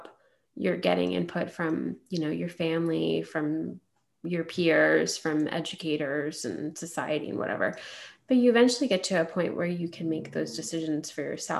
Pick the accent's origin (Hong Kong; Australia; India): India; as an Indian woman